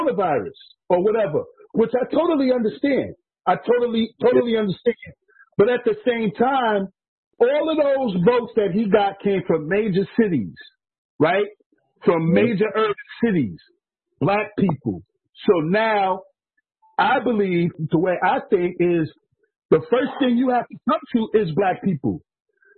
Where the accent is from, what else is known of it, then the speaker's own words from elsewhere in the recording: New York City, New York, United States; moved away; also born or lived in New Hampshire; New York City, which is where I grew up. I grew up in Coney Island